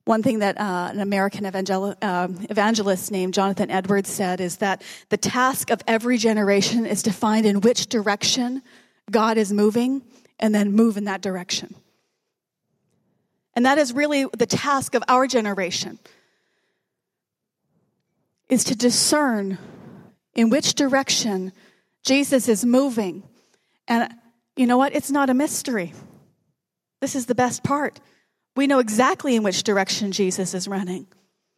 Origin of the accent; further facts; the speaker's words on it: Canada; we're Canadian